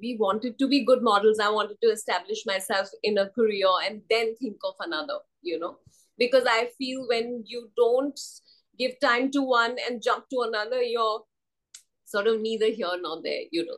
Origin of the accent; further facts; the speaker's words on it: Assam, India; moved away; I'm from Assam